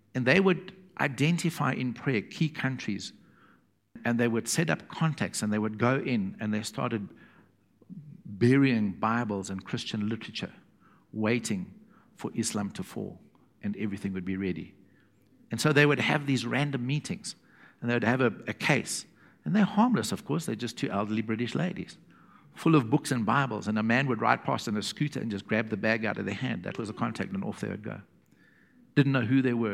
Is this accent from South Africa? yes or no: yes; South Africa; from South Africa